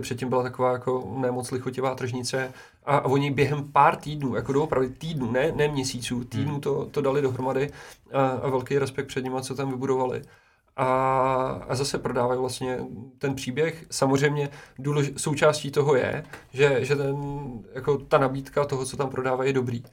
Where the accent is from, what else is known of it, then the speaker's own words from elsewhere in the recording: Česká Lípa, Liberec Region, Czechia; já jsem třeba z Český lípy